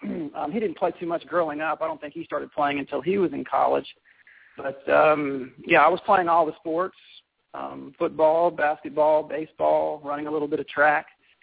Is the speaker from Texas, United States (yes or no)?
yes; Abilene, Texas, United States; also born or lived in Graham, Texas; Actually, I grew up in Abilene, Texas. I was born in Graham and lived there for the first 3 years of my life. I think I was three, maybe just turned four when my family moved to Abilene, Texas